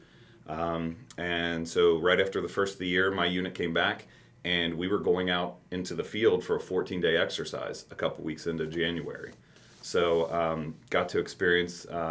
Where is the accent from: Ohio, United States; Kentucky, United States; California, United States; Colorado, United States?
Kentucky, United States; Campbell County, Northern; also born or lived in Alaska / Texas; Northern Kentucky, born and raised in Campbell County